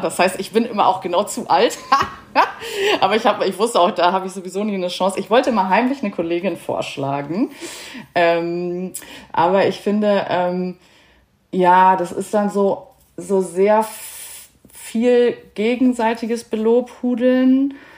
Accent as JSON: {"language": "German", "country": "Germany", "said": "als Deutsche"}